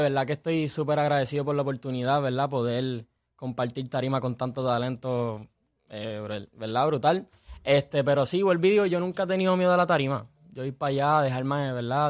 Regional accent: Puerto Rico; siendo puertorriqueño

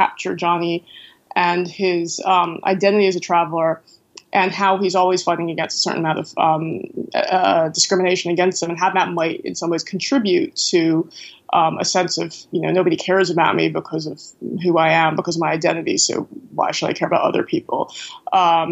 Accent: United States; first language English; moved away; also born or lived in Ireland

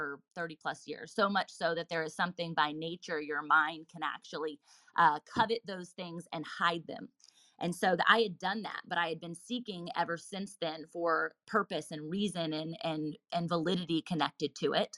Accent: Virginia Beach, Virginia, United States; I was born and raised in Virginia Beach, Virginia, still here as a local here now

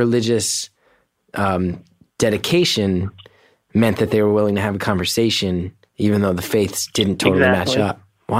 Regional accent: Northeast, United States; and I grew up in the Northeast, you know, Irish Catholic.

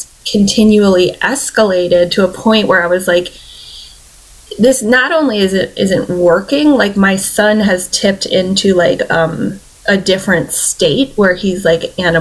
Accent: Michigan, United States; moved away as an adult; I'm from Michigan

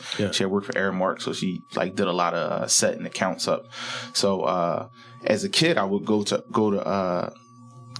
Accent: Philadelphia, Pennsylvania, United States; born and raised in Southwest Philly, moved to West Philly, Mill Creek Projects.

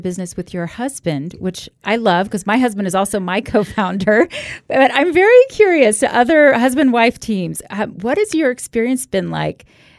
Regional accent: Florida, United States; now in Utah, United States; I grew up in Florida

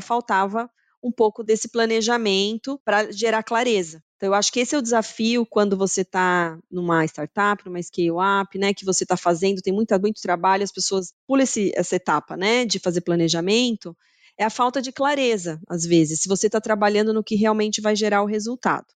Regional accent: Brazil; moved away as an adult; also born or lived in São Paulo, Brazil / Germany / Switzerland / Mexico; now in Canada; como latina e brasileira

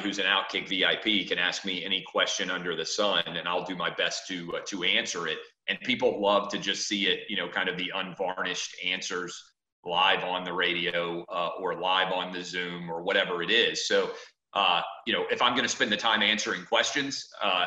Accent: Nashville, Tennessee, United States; moved away as an adult; also born or lived in Washington, D.C.; as a kid growing up in Nashville

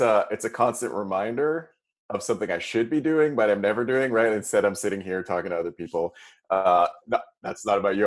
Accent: Toronto, Ontario, Canada; moved away; I'm from Toronto originally, and my parents are there

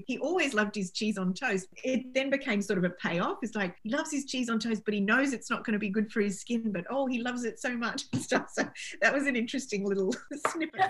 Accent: Australia; moved away as an adult; also born or lived in United Kingdom; I'm clearly Australian and I'm proud Australian, but I've lived between the two countries for a long time

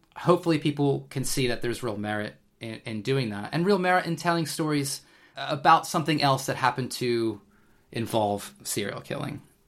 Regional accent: United States; now in United Kingdom; being an American myself

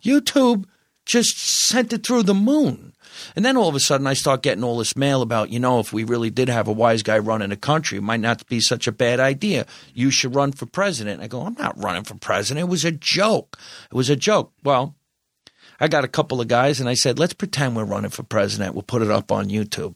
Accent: New Jersey, United States; moved away as an adult; also born or lived in New York City; now in Los Angeles, United States; I'm Italian, I'm from New Jersey

